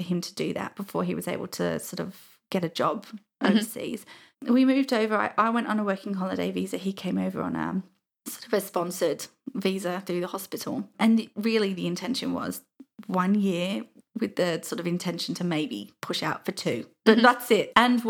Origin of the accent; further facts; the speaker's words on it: Crawley, South East England, United Kingdom; also born or lived in Uckfield; where I grew up in Crawley was a very small house. I think it was really just an upsizing situation while we moved to the town called Uckfield.